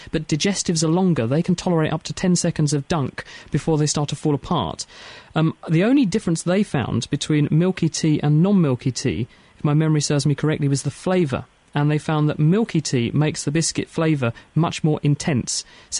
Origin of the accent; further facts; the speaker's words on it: Minneapolis, Minnesota, United States; And I'm from Minneapolis, Minnesota.